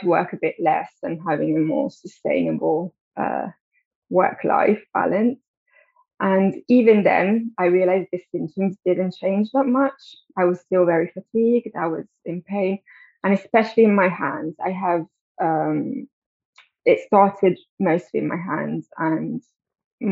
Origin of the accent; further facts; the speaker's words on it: Italy; moved away as an adult; now in London, United Kingdom; I grew up in Italy, but I've been living in London for 12 years now.